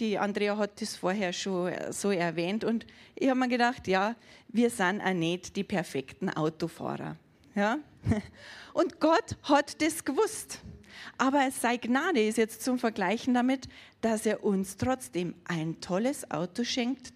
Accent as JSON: {"language": "German", "country": "Germany", "said": "bei uns in Deutschland."}